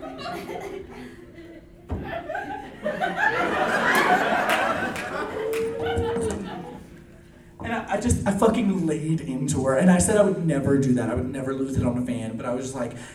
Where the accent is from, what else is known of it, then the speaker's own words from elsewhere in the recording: New Orleans, Louisiana, United States; I am from New Orleans